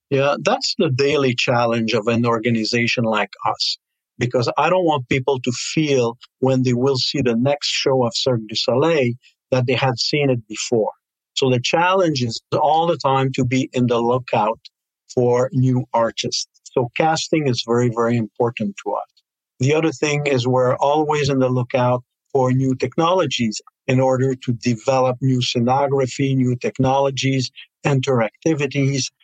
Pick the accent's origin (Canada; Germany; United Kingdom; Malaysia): Canada; we have as Canadian, also as we have here in Montreal